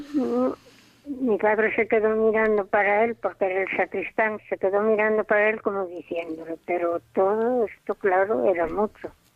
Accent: Santa María de Mosteiro, Galicia, Spain; el pueblo donde yo nací, Santa María de Mosteiro, había 60 cabezas de familia en aquel momento.

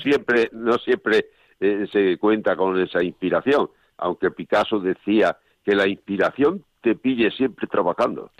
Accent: Monesterio, Extremadura, Spain; moved away; yo soy extremeño, claro, yo nací en Monesterio, Badajoz

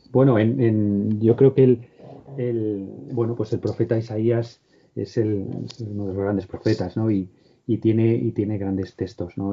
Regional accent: Cuenca, Castilla-La Mancha, Spain; moved away; mi pueblo, en Cuenca

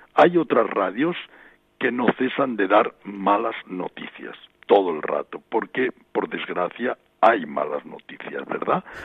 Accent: Badalona, Catalonia, Spain; also born or lived in Vélez, Almería; now in Rabat, Morocco; yo viví mi infancia en Badalona, aunque nací en Vélez en la provincia de Almería. A los nueve meses mi familia emigró

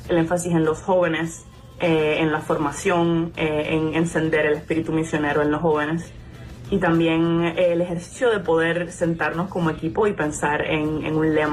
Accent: Camagüey, Cuba; eh, soy de Camagüey, originalmente de la comunidad de la Catedral

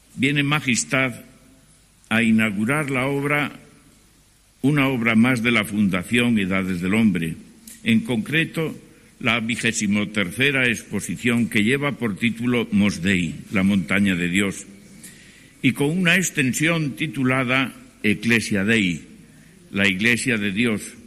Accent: Cantabria, Spain; mi tierra que es la montaña, Cantabria

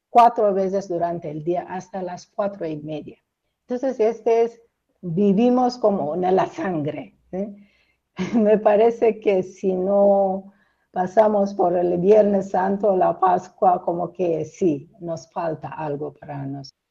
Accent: Eritrea; moved away as an adult; mi pueblo, mi parroquia, donde nací, me bautizaron, crecí

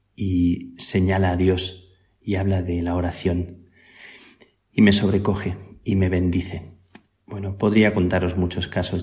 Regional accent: near El Palancar, Extremadura, Spain; moved away; also born or lived in Salamanca; San Pedro de Alcántara, cerca de mi tierra, tiene el conventito más pequeño de los más pequeños tal vez que existen en el mundo, el palancar

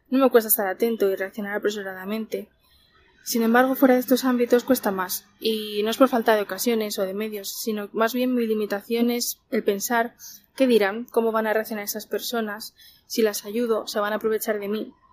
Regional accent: Madrid, Community of Madrid, Spain; soy de Madrid y trabajo como técnico de laboratorio.

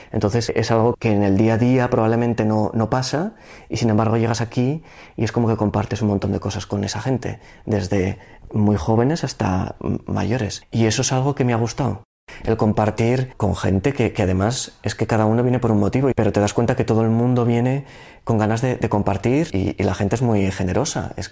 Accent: Zaragoza, Aragon, Spain; soy de Zaragoza y tengo 34 años.

